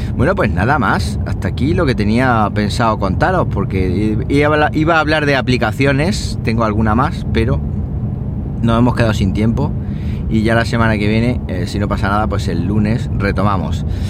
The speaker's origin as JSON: {"language": "Spanish", "region": "Andalusia", "country": "Spain", "said": "hoy es el día de Andalucía, el día de mi tierra"}